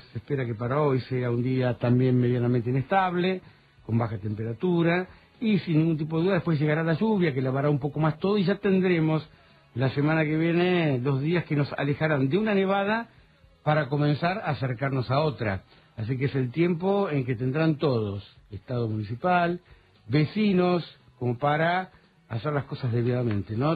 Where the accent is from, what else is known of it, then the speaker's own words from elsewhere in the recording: Bolívar, Buenos Aires Province, Argentina; moved away as an adult; now in Ushuaia, Argentina; mi vida nace en el interior en, la localidad de Bolívar, en provincia de Buenos Aires